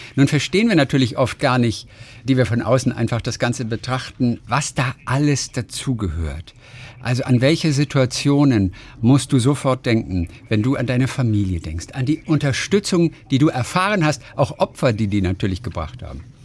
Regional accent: Hamburg, Germany; ich bin ja Hamburger

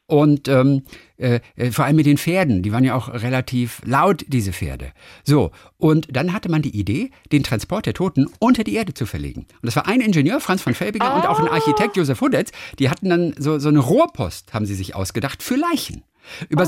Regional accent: Lübeck, Schleswig-Holstein, Germany; Lübeck, das ist ja meine Heimatstadt

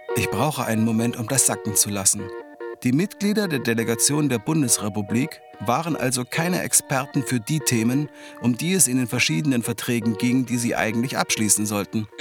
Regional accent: Halle, Saxony-Anhalt, Germany; meiner Heimatstadt Halle

